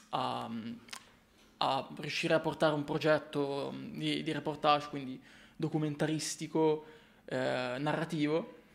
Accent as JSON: {"language": "Italian", "town": "Milan", "region": "Lombardy", "country": "Italy", "also_born_or_lived": "Corsico", "said": "posso dire di essere un fotografo milanese. Vivo a Corsico"}